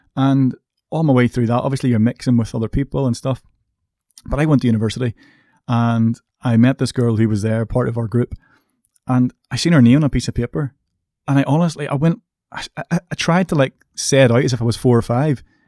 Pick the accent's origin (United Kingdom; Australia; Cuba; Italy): United Kingdom; Coleraine, Northern Ireland; I come from Coleraine, which is a relatively small town. I come from an estate.